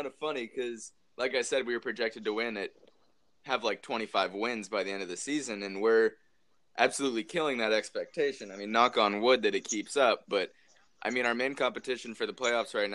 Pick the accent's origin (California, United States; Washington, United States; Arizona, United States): Washington, United States; I'm from Washington State